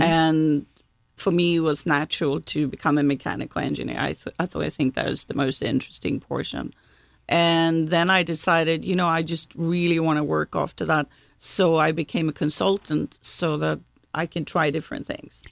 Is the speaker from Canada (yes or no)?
no; Gothenburg, Västra Götaland, Sweden; now in South Carolina, United States; I grew up in Sweden's second largest city, Gothenburg